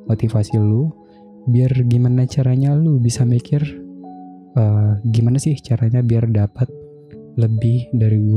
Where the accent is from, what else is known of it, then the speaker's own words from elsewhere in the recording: Bintan, Riau Islands, Indonesia; asal kota gue itu di Bintan, Kepulauan Riau. Dulu tuh gue SD sampai, lebih tepatnya uh, eh, gue dari lahir sampai gue gedenya juga di sana. Jadi bisa dibilang gue orang asli Bintan dan gue bersuku Melayu.